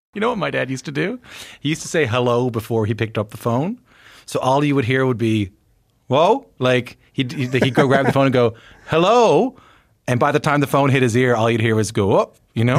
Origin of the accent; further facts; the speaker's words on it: Newfoundland and Labrador, Canada; I'm from Newfoundland